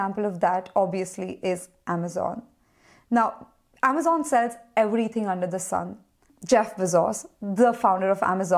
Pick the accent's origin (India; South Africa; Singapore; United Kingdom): India; we're from India and it is a relatively cheap country